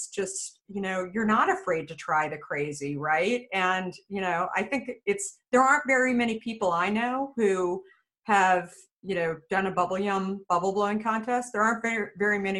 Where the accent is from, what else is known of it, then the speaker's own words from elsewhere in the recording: Phoenix, Arizona, United States; I grew up in Phoenix, Scottsdale area